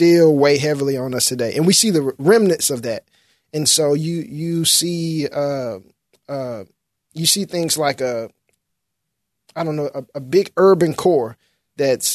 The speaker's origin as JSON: {"language": "English", "town": "Memphis", "region": "Tennessee", "country": "United States", "tie": "born or raised there", "said": "I was born in Memphis in Whitehaven, and I didn't have a black classmate for 12 years"}